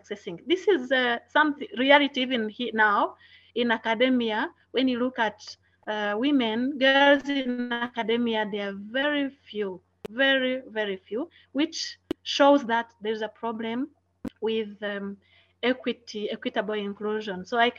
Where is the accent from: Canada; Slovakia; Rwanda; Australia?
Rwanda; first language Kinyarwanda; English is a second language; I was like in primary, I was learning in Kinyarwanda. That was my mother tongue, and French was a subject.